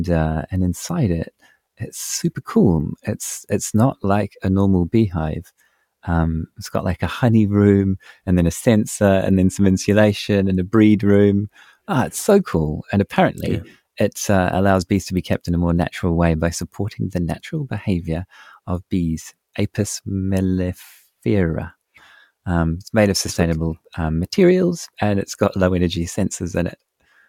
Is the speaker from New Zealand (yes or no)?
yes; New Zealand; As a Kiwi